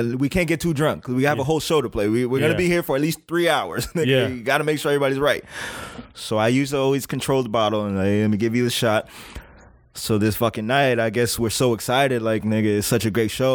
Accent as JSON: {"language": "English", "town": "Hollywood", "region": "Florida", "country": "United States", "tie": "born or raised there", "also_born_or_lived": "Brooklyn, New York", "said": "I'm from Hollywood, Florida."}